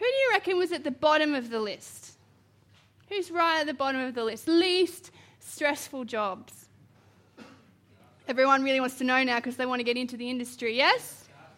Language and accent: English; Queensland, Australia; moved away; I'm originally from Queensland